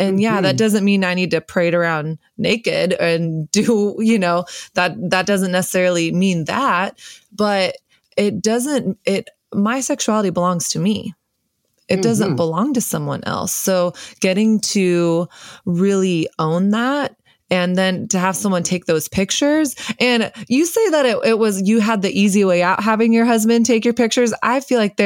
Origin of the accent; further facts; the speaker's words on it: the South, United States; I grew up in the South and, you know, the belt buckle of the Bible Belt, Christian culture.